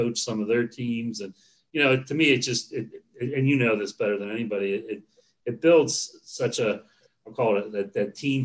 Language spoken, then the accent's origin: English; Pittsburgh, Pennsylvania, United States; my background is Pittsburgh. I was born and raised here